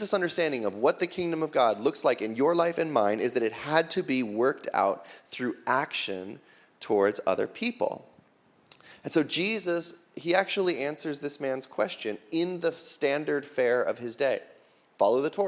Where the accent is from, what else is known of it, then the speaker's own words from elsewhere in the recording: United States; we as American Christians